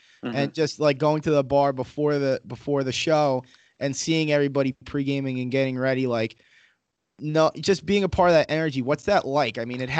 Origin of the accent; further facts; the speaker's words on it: New Hyde Park, New York, United States; So I'm from New Hyde Park, which for those of you who are unfamiliar with the area is the backyard of Queens.